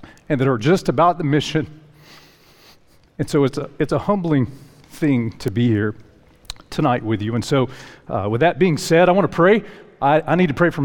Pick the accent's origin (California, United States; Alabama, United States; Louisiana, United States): Alabama, United States; Lower; also born or lived in Decatur, Alabama; now in Huntsville, United States; I grew up in Lower Alabama, and in high school, my family relocated to North Alabama.